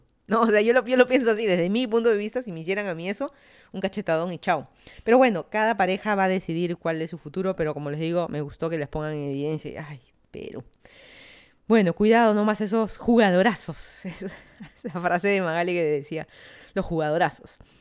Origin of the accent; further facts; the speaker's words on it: Lima, Peru; moved away as an adult; also born or lived in Miami, United States; now in Fairfax County, Virginia, United States; yo soy de Lima, Perú. Me mudé a Estados Unidos ya